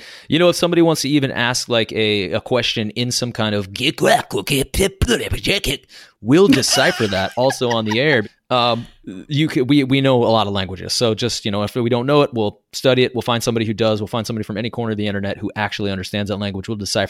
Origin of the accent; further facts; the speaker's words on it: Arkansas, United States; moved away; also born or lived in Branson, Missouri / Springfield, Missouri; And I grew up in Arkansas.